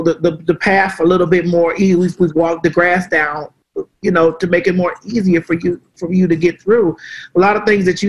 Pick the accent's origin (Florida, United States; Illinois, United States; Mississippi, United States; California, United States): Florida, United States; Miami; also born or lived in Atlanta, Georgia; now in Georgia, United States; I'm from Florida